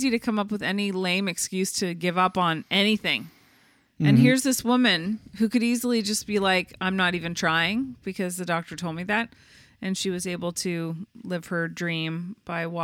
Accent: Canada; accent: Canadian; We're Canadian

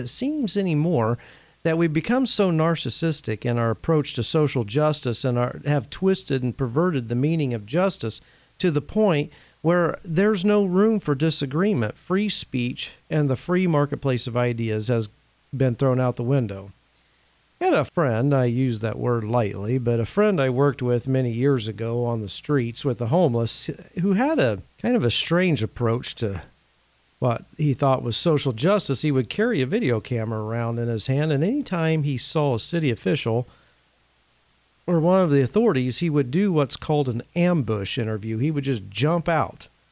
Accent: Indiana, United States; I'm originally from the state of Indiana

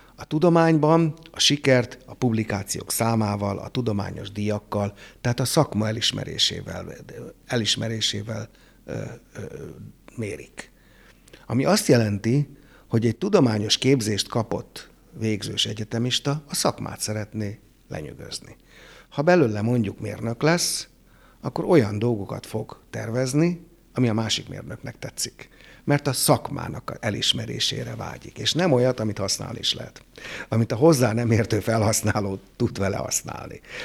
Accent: Hungary; az itthoni matek oktatás azért jobb volt, mint a francia

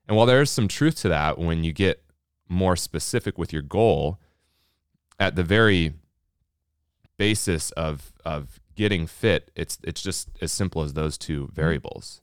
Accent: Minnesota, United States; We're from Minnesota

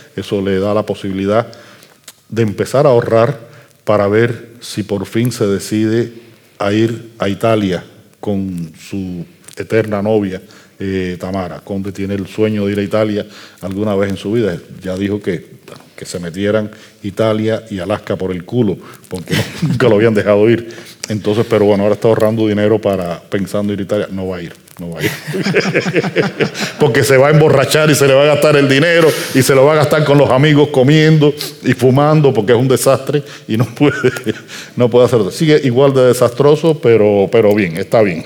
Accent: Havana, Cuba; Yo soy un habanero que escribe en habanero

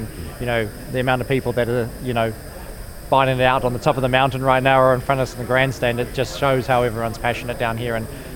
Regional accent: New Zealand; now in United States; being a Kiwi

